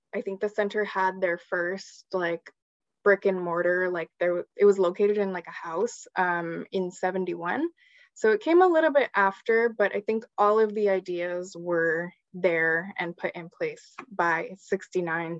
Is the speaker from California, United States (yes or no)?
yes; San Gabriel Valley, California, United States; I'm a queer Chicana and I grew up in the San Gabriel Valley